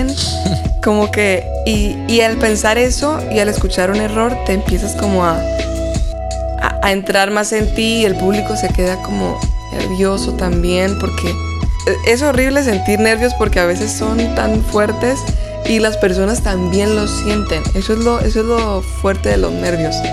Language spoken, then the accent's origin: Spanish; Tijuana, Baja California, Mexico; also born or lived in United States; yo crecí en Estados Unidos y en Tijuana.